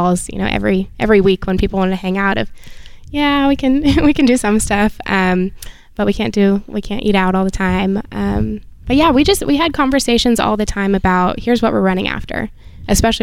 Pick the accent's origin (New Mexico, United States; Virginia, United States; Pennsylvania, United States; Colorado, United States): Colorado, United States; Denver; We are from Denver, Colorado